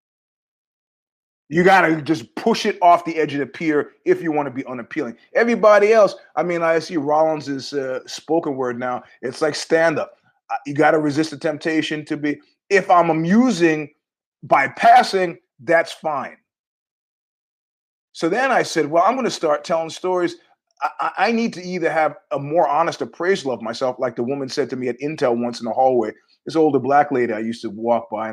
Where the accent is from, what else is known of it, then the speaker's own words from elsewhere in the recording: United States; I'm an American